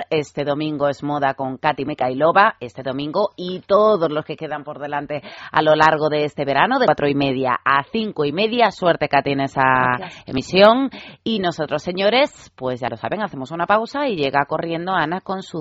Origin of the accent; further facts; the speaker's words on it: Galicia, Spain; yo como gallega